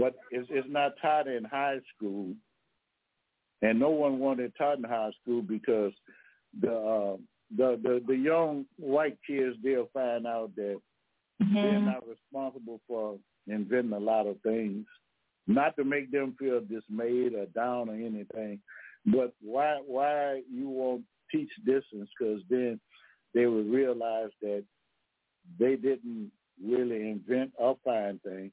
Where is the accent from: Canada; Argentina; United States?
United States; Louisiana